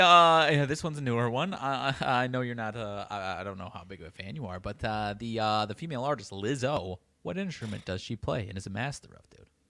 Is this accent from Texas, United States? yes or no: no; Belvidere, Illinois, United States; my hometown of Belvedere, like twenty thousand people